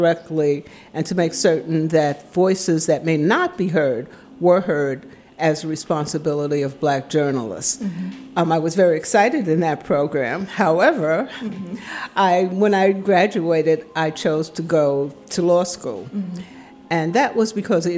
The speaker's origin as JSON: {"language": "English", "town": "New York City", "region": "New York", "country": "United States", "tie": "born or raised there", "moved": "as an adult", "lives_now": "Washington, D.C., United States", "said": "I am originally from New York City. I grew up in the South Bronx"}